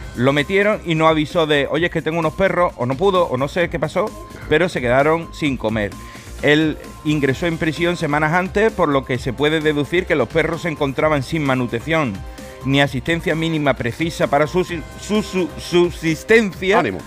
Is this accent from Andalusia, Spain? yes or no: yes; San Fernando, Andalusia, Spain; es mi tierra